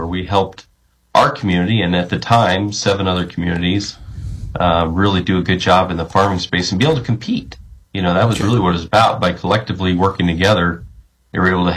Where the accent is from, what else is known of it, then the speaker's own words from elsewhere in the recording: Story City, Iowa, United States; moved away; I grew up in agriculture and a family farm back in Story City, Iowa